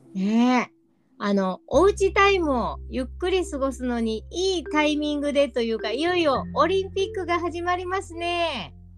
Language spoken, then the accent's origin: Japanese; Osaka, Japan; moved away; also born or lived in Tohoku; 私大阪出身です